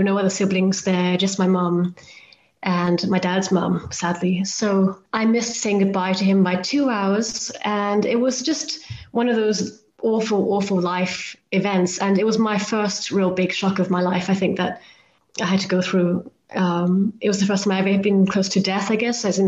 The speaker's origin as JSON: {"language": "English", "country": "Hong Kong", "tie": "born or raised there", "said": "I grew up in Hong Kong, where I'm originally from"}